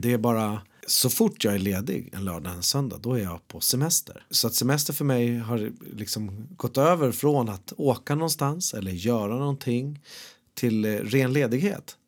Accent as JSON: {"language": "Swedish", "country": "Sweden", "tie": "born or raised there", "said": "där jag växer upp, där jag är född. Han är på Sjöbobruk herrgård"}